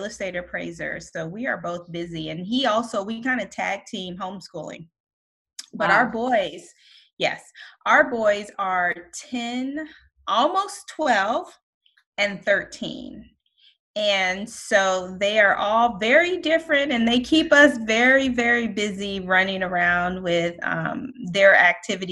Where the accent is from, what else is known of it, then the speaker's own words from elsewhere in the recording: Colorado, United States; moved away as an adult; now in Takoma Park, Maryland, United States; we are originally from Colorado. We moved here in 2013